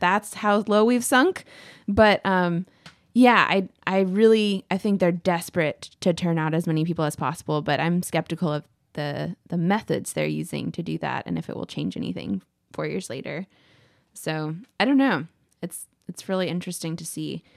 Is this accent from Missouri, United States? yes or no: no; Texas, United States; as a Texan